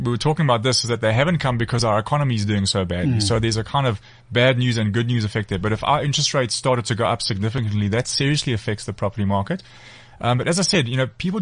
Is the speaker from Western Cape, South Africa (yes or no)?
no; Durban, KwaZulu-Natal, South Africa; I am from Durban.